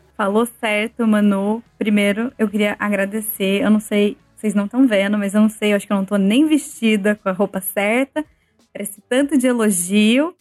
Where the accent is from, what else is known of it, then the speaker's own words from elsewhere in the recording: Ribeirão Preto, São Paulo, Brazil; moved away as an adult; now in Amsterdam, Netherlands; Ribeirão Preto, que é a cidade onde eu nasci e onde eu estudei até o final do colegial